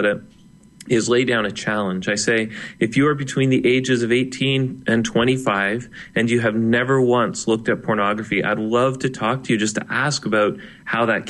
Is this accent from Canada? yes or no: yes; Canada; he is a fellow Canadian